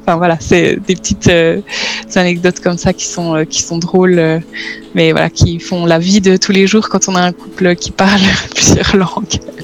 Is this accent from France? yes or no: no; Switzerland; also born or lived in Netherlands; je suis suisse